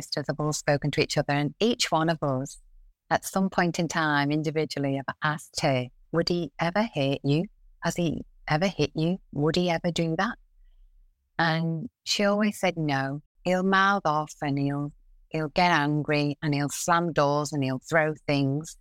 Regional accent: Liverpool, North West England, United Kingdom; moved away; also born or lived in Perth, Australia; We're from Liverpool in England, and we're five girls. I'm the eldest of the five

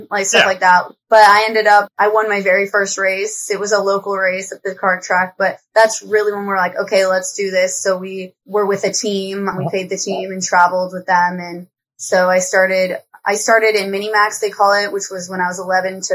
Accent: Arvada, Colorado, United States; I'm from Colorado originally, Arvada, Colorado. So it's kind of a suburb outside of Denver.

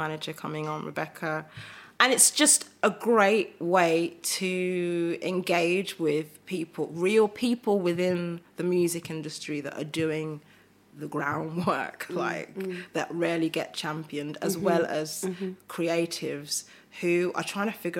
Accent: Birmingham, West Midlands, United Kingdom; I was born in Selly Park, Birmingham

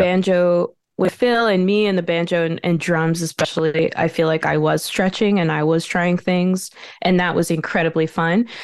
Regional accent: Montreal, Quebec, Canada; moved away as an adult; now in Brooklyn, New York, United States; I was born in Montreal

